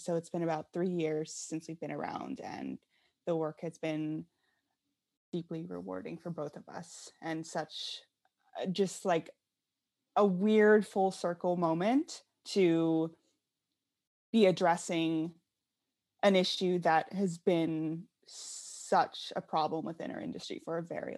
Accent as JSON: {"language": "English", "region": "Pennsylvania", "country": "United States", "tie": "born or raised there", "said": "Yeah, so I grew up in Western Pennsylvania in a very small town"}